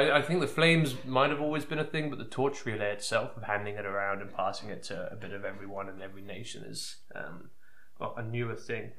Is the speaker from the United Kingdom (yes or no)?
yes; England, United Kingdom; as an English person